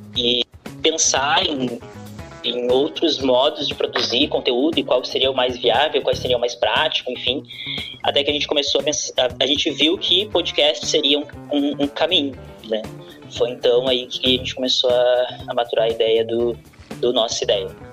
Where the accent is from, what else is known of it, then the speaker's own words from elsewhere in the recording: Porto Alegre, Rio Grande do Sul, Brazil; Eu sou da Lomba do Pinheiro